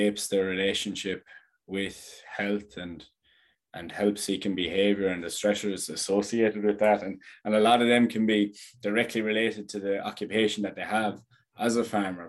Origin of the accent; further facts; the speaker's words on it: Thurles, Munster, Ireland; my hometown is Thurles